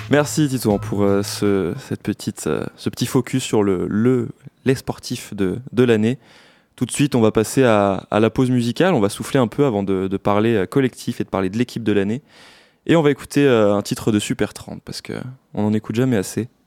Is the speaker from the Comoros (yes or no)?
no; France; parce que je suis français